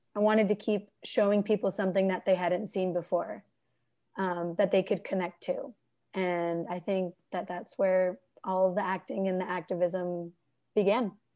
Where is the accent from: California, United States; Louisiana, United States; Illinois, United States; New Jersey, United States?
California, United States; Bay Area; moved away as an adult; also born or lived in Ann Arbor, Michigan; home is the Bay Area in California. I've got three siblings